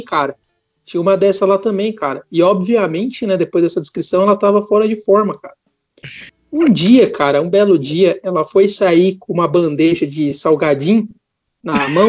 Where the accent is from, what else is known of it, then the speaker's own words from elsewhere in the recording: Porto Alegre, Rio Grande do Sul, Brazil; now in São Paulo, Brazil; quando eu era criança e morava em Porto Alegre